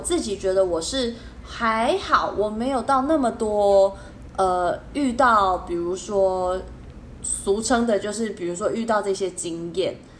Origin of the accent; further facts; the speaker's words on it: Taiwan; 我们台湾人会觉得说这个是鬼月，农历七月